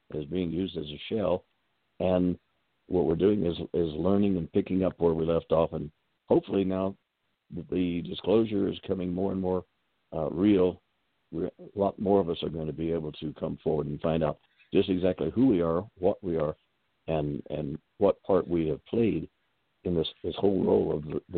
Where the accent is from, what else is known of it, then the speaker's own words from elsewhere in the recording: Texas, United States; moved away as an adult; also born or lived in Seattle; I was raised in Texas.